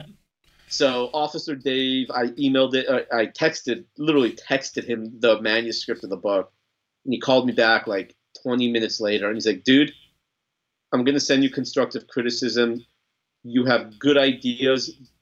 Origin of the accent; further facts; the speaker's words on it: Los Angeles, California, United States; moved away as an adult; now in Texas, United States; I grew up in Los Angeles, right? Don't hold it against me. I've been an adopted Texan for 6 years now, but I lived in LA for 30 years